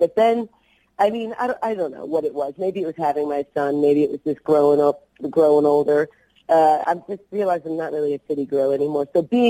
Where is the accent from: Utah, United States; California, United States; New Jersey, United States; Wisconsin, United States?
New Jersey, United States; My husband and I are both from New Jersey. He's from South Jersey. I'm from Central and North Jersey.